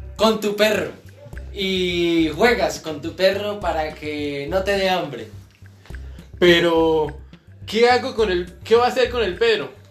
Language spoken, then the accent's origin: Spanish; Oporapa, Huila, Colombia; el municipio de Oporapa. Feliz, contentísimo de donde soy